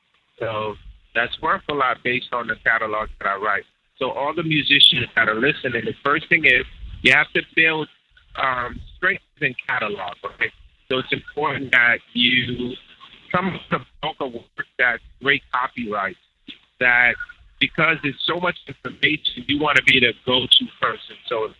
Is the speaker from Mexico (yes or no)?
no; Haiti; Of course. I'm from Haiti.